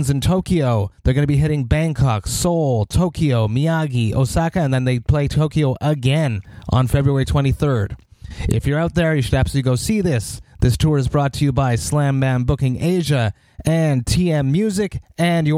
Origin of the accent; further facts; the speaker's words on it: Montreal, Quebec, Canada; my hometown, in Montreal, Quebec